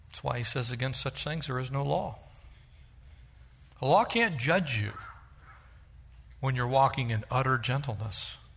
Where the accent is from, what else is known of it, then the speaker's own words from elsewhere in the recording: Southern California, United States; I grew up here in Southern California when we still had farm animals